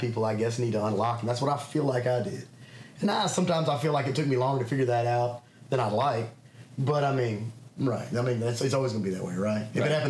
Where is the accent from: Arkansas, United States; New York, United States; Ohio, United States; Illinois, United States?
Arkansas, United States; Little Rock; born there; I was born in Little Rock, Arkansas. We actually moved back and forth a lot when I was a kid.